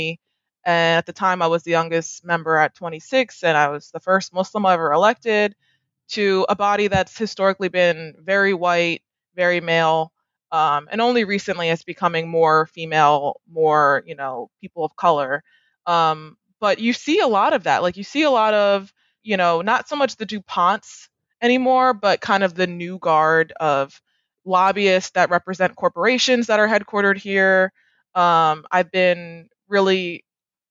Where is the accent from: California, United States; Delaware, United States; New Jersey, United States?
Delaware, United States; I was born and raised here to transplants